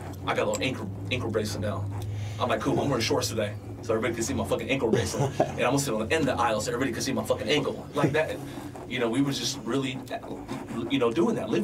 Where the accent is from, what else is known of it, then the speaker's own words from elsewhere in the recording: San Diego, California, United States; I grew up in San Diego on the West Coast